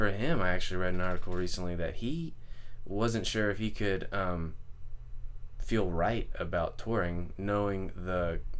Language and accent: English; Okeechobee, Florida, United States; Okeechobee, Florida. Okeechobee.